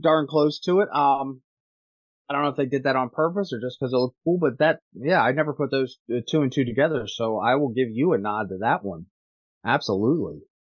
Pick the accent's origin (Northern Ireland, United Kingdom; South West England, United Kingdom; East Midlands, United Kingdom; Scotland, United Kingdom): Scotland, United Kingdom; I'm Scottish